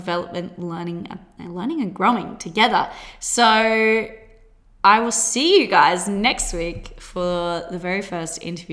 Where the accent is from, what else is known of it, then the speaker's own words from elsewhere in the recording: Australia; accent: Australian; also born or lived in Gold Coast; I currently live on the Gold Coast. If you can't tell by my accent, that is Australia.